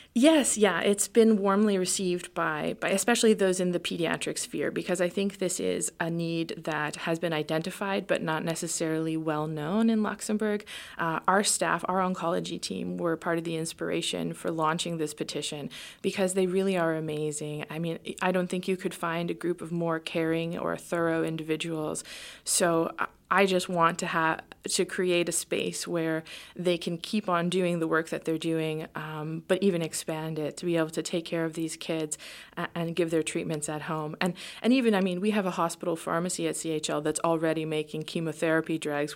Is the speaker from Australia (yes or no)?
no; Canada; moved away; we're a Canadian family